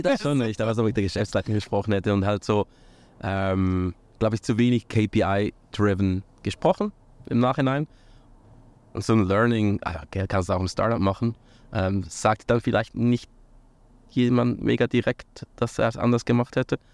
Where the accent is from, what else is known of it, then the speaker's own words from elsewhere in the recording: near Lucerne, Switzerland; also born or lived in St. Gallen / United States / Buenos Aires / Canada; in der Schweiz äh, aufgewachsen, in der Nähe von Luzern